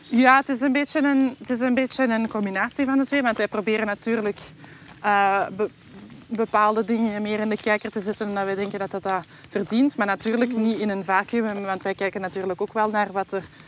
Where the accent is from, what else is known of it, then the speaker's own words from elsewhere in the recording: Belgium; in het uiterste zuiden van ons land